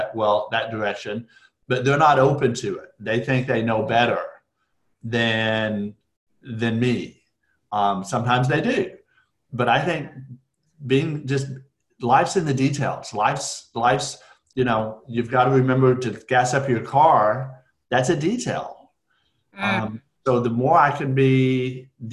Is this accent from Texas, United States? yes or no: yes; Amarillo, Texas, United States; moved away as an adult; also born or lived in Lubbock, Texas; now in Dallas, United States; I grew up in Amarillo, went to high school in Lubbock, which is up in West Texas